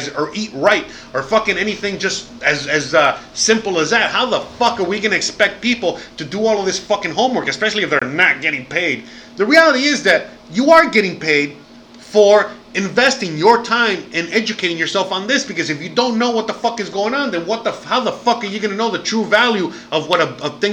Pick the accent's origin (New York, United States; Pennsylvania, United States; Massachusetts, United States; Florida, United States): Florida, United States; Miami; moved away as an adult; I'm American, born and raised, dirty, dirty South